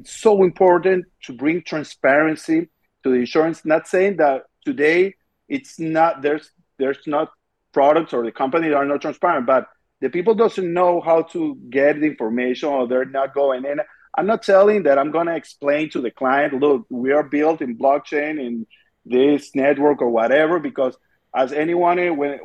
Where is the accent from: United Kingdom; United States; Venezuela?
Venezuela; I'm from Venezuela